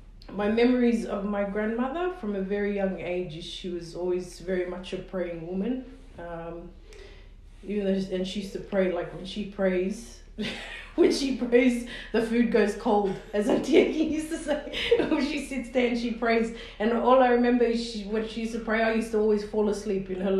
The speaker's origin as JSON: {"language": "English", "town": "Sydney", "region": "New South Wales", "country": "Australia", "tie": "born or raised there", "said": "I was born and raised in Sydney, in Darlinghurst"}